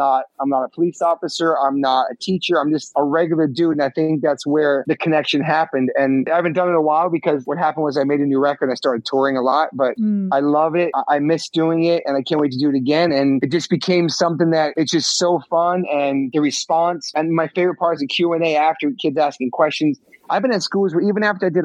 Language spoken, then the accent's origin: English; New York, United States; growing up in New York, taking the subways